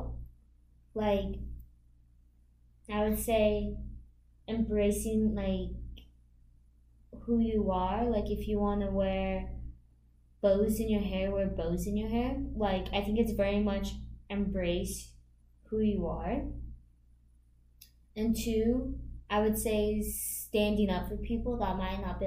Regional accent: United States; when I came over to America, I was raised in the Catholic faith.

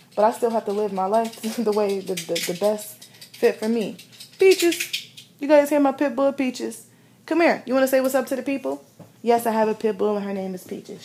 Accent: Midwest, United States; growing up in the Midwest

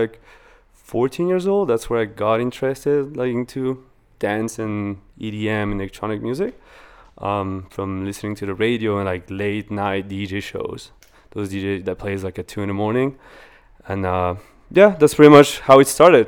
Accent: Wallonia, Belgium; born or raised there; English is a second language; moved away as an adult; also born or lived in Venezuela; now in Vancouver, Canada

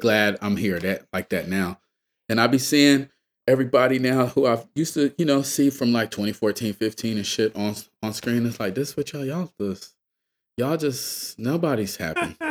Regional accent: Atlanta, Georgia, United States; I'm from Atlanta, right? I'm from the South. I'm from Georgia

